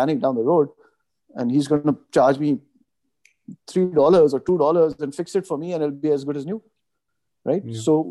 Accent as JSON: {"language": "English", "country": "Pakistan", "tie": "born or raised there", "also_born_or_lived": "Canada", "moved": "as an adult", "said": "I moved from Pakistan after my high school and I went for college to Canada"}